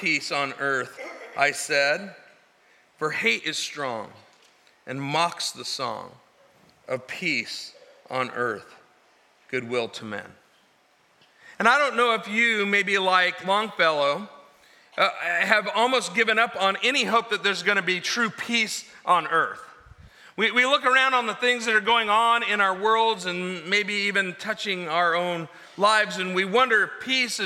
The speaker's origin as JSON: {"language": "English", "region": "California", "country": "United States", "said": "we're from California."}